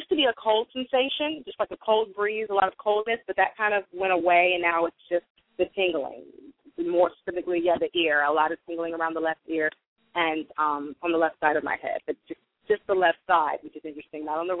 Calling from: California, United States; I'm calling from California.

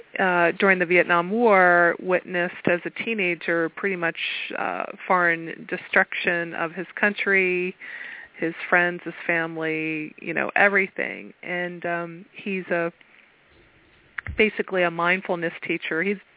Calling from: Pennsylvania, United States

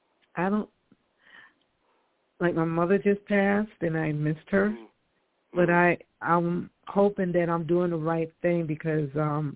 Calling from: New York, United States; Hi, this is Esther. I'm calling from New York.

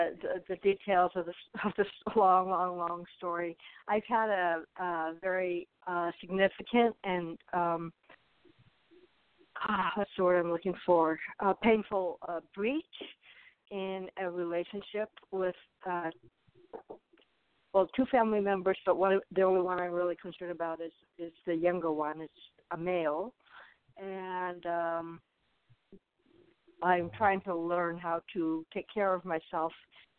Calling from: Arizona, United States; I'm in Arizona.

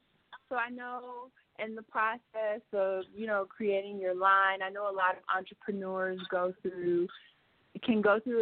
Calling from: Mexico City, Mexico; I'm calling from Mexico City, actually.

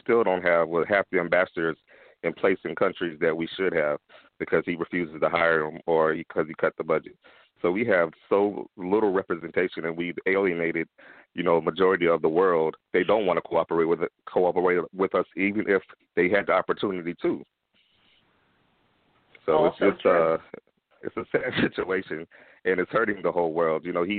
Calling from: Atlanta, Georgia, United States; Hey, this is … I'm calling from Atlanta.

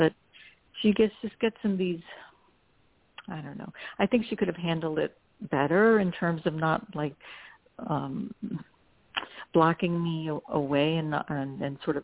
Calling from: New Jersey, United States; I'm calling from New Jersey.

